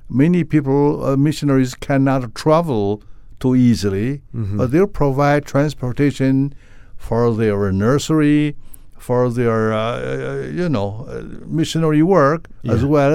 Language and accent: English; Beijing, China; now in San Francisco, United States; Yeah, I was born there. And when I go back to Beijing, actually, I don't see too many the original Chinese Beijing people like myself.